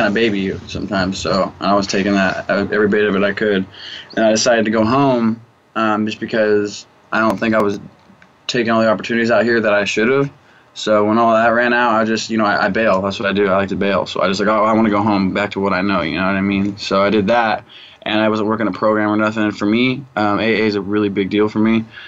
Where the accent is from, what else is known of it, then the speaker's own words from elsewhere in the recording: Wichita, Kansas, United States; now in California, United States; Wichita, Kansas.